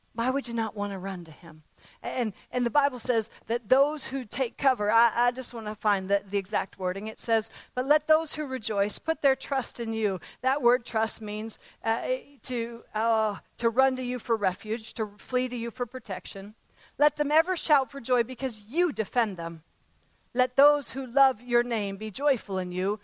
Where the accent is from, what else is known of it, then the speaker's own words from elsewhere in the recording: Pennsylvania, United States; I was raised in Pennsylvania, and there were farms all around my home when I was growing up